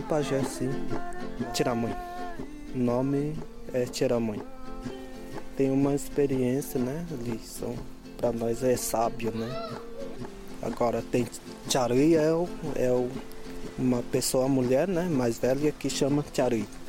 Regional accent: Boimirim, near Embu-Guaçu, São Paulo, Brazil; Eu nasci lá em. aqui perto do Imbuguaçu, que chama Boimirim

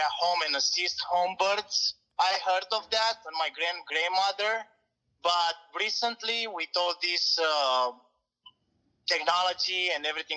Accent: Romania; moved away; Originally, I'm from Romania

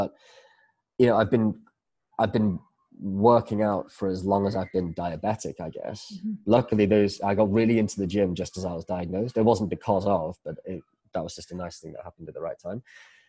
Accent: Malaysia; So I grew up in Malaysia for a few years. I was living here in the early 90s, and I came back here 4 years ago.

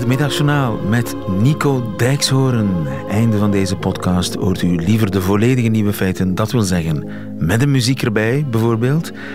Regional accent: Belgium; bij ons niet zo bekend in België

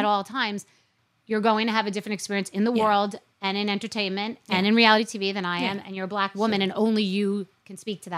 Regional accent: New York City, New York, United States; I was born and, in Queens, too

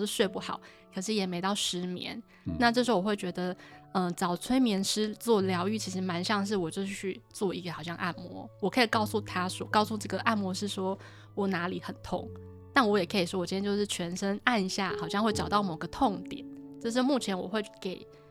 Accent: Taipei, Taiwan; moved away as an adult; also born or lived in Tainan / Taoyuan; 我是在台北长大

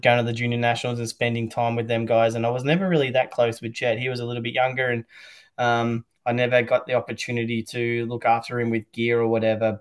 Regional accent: Australia; as an Australian

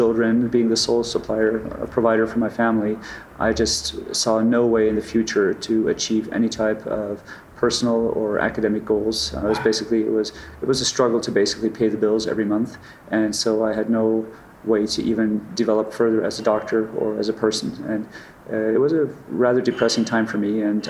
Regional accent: Germany; So he declined all further job offers to move away, and so I grew up in Germany.

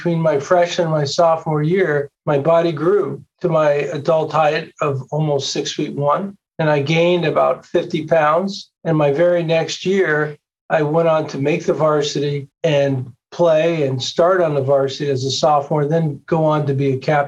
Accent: New York, United States; I grew up in New York

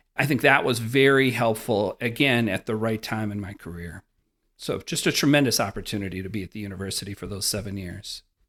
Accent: Wisconsin, United States; that classic Wisconsin farm kid experience.

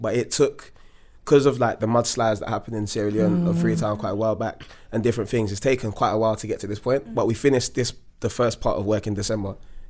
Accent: London, United Kingdom; I'm Londoner, innit?

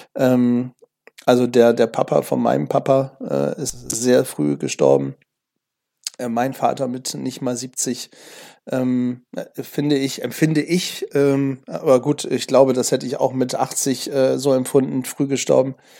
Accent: Germany; hier bei uns in Deutschland

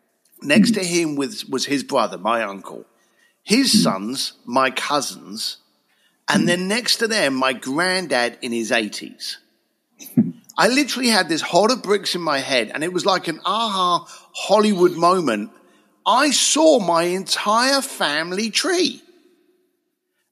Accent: Reading, South East England, United Kingdom; moved away as an adult; also born or lived in Basingstoke / Leytonstone; now in Los Angeles, United States; born in Reading, lived in Basingstoke and Leytonstone, and then from a very early age, as we were just chatting about, just buggered off out of UK

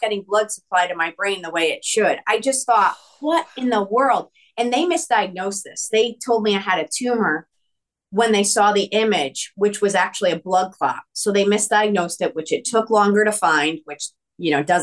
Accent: East Coast, United States; I'm Italian from the East Coast

